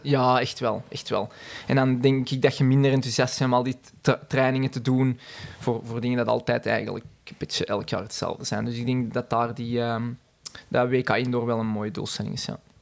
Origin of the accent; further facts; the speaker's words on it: Lint, Flanders, Belgium; ik ben zelf afkomstig uit de Zuidrand, uit Lint